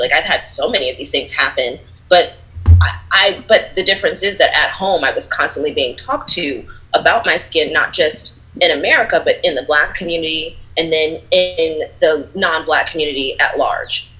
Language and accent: English; Philadelphia, Pennsylvania, United States; I grew up in Philly. I'm born and raised from there